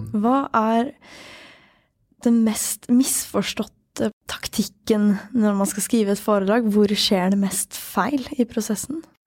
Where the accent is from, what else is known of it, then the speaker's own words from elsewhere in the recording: Sweden; Norwegian is a second language; moved away; jeg er svensk og lettere språkforvirra